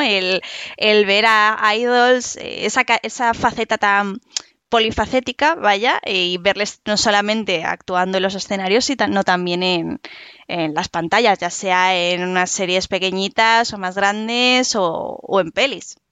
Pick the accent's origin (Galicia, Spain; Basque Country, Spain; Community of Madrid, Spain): Community of Madrid, Spain; Madrid; yo soy de Madrid, pero bueno, en España